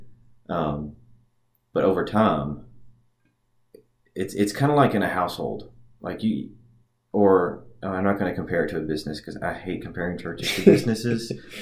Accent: Haywood County, Tennessee, United States; I grew up here in Haywood County.

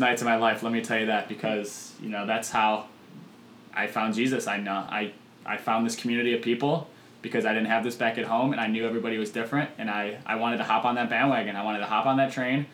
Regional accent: Chicago suburbs, Illinois, United States; moved away as an adult; now in Normal, United States; I'm from the Chicago suburbs

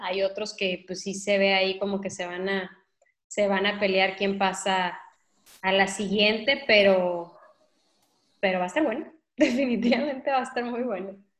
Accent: Mazatlán, Sinaloa, Mexico; mi tierra

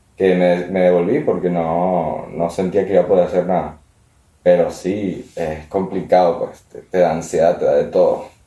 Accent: Venezuela; also born or lived in Italy; now in Madrid, Spain; Así que sigo veneco. Siempre voy a ser veneco.

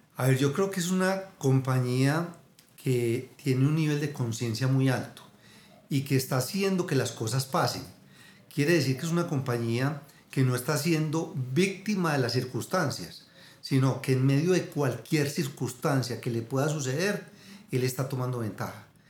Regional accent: Abejorral, Antioquia, Colombia; yo me crié en Abejorral, un pueblito aquí a dos horas de Medellín

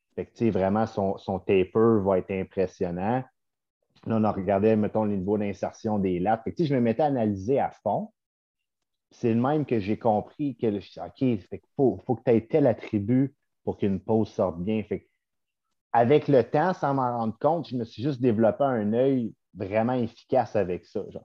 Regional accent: Sainte-Agathe-des-Monts, Quebec, Canada; je viens de Saint-Agathe-des-Monts

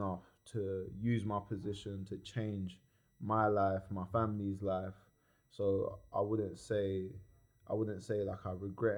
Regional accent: Croydon, London, United Kingdom; also born or lived in New Addington; I was from New Adderton and I was raised in East Croydon.

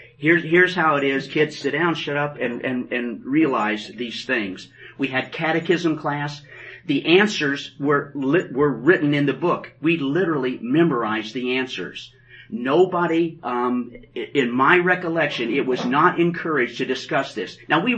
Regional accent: West Terre Haute, Indiana, United States; moved away; I was born in Indiana, West Terre Haute. Not Terre Haute, West Terre Haute.

